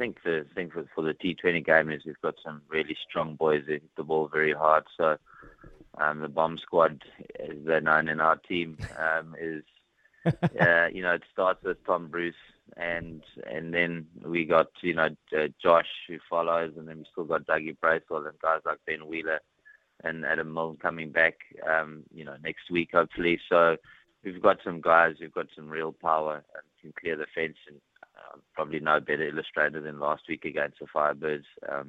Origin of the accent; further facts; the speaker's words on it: Johannesburg, Gauteng, South Africa; also born or lived in Pretoria / Dunedin; now in New Zealand; Obviously, as you said, I moved from Johannesburg and Pretoria to Dunedin